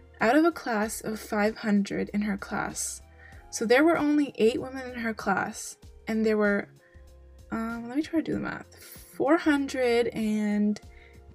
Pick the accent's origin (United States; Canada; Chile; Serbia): Canada; as Canadian citizens